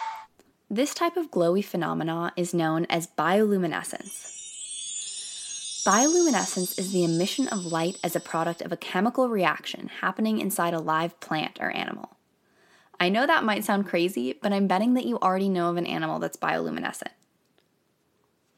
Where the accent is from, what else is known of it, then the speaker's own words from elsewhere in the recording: Bay Area, California, United States; I'm from the Bay Area